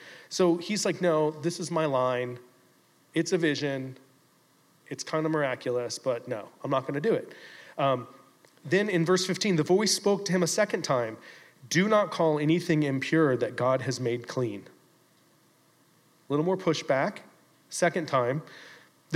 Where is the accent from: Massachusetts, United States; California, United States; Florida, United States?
Florida, United States; Fort Lauderdale; also born or lived in Sanibel, Florida; I grew up here in Fort Lauderdale. I moved over to Sanibel when I was 10